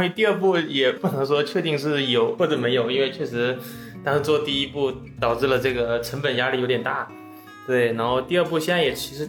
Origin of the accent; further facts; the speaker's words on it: Fujian, China; 就是我我因为我福建人嘛，我们福建有个习惯，就是有时候我不知道是不是所有福建人都是这样